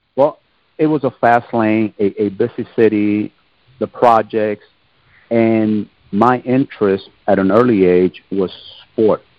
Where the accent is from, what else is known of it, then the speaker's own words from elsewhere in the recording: Jersey City, New Jersey, United States; moved away as an adult; also born or lived in Germany / Korea / Oklahoma; I was born in Jersey City, New Jersey. I'm from the East Coast, born in the late 1960s. My parents, they're from Puerto Rico, but they raised us in the northern part of New Jersey